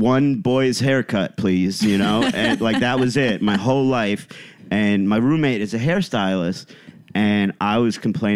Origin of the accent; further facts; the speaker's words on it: Cleveland, Ohio, United States; I'm from Cleveland.